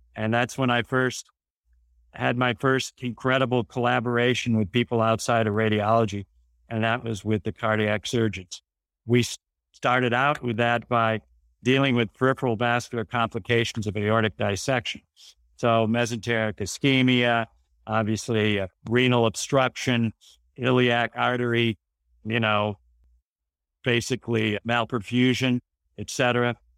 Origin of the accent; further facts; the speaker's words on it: South Bend, Indiana, United States; moved away as an adult; also born or lived in Houston; I was brought up in South Bend, where my father was a high school principal